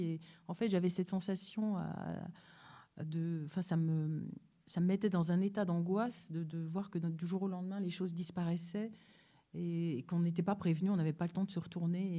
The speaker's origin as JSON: {"language": "French", "town": "Paris", "region": "Île-de-France", "country": "France", "tie": "born or raised there", "said": "ma vie ici en France, euh, où je suis née à Paris"}